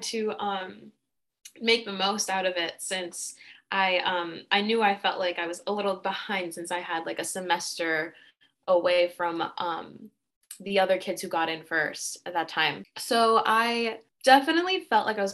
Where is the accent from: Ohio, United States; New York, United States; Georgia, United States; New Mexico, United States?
New York, United States; Montauk; moved away as an adult; also born or lived in Dominican Republic; now in New York City, United States; I was raised in the Hamptons in Montauk